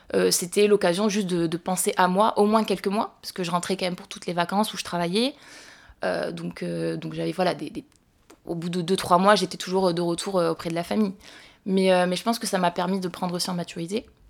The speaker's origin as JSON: {"language": "French", "town": "Montauban", "region": "Occitania", "country": "France", "tie": "born or raised there", "said": "je suis née et j'ai grandi à Montauban"}